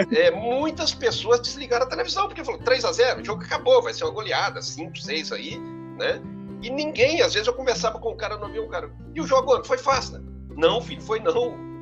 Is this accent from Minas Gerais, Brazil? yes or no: yes; Coronel Fabriciano, Minas Gerais, Brazil; E eu sou de Coronel Fabriciano, né? Minha naturalidade é Coronel Fabriciano, Minas Gerais, interior de Minas